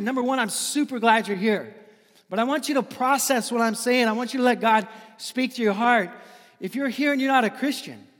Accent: Seattle, Washington, United States; also born or lived in Daly City; now in San Francisco, United States; I'm an ocean guy growing up in Seattle

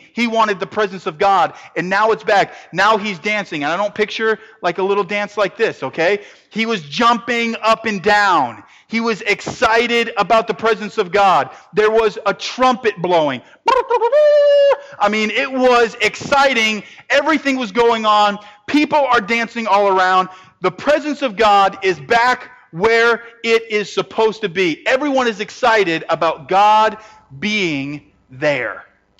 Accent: Northeast, United States; I'm from the Northeast. I can't help it.

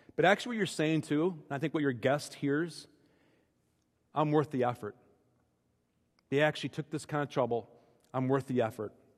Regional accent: Minnesota, United States; I'm speaking as a Minnesotan for most of my life

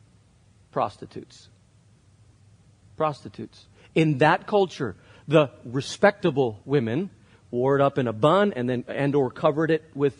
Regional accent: Spain; moved away; I grew up in Spain where it really isn't that accepted to show emotion in public

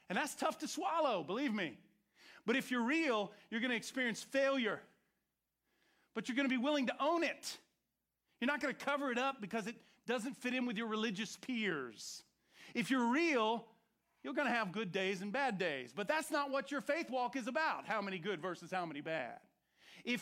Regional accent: Orange County, Florida, United States; I grew up in Orange Country in Florida

